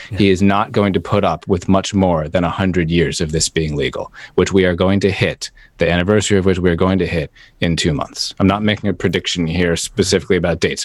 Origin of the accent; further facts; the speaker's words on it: United States; as American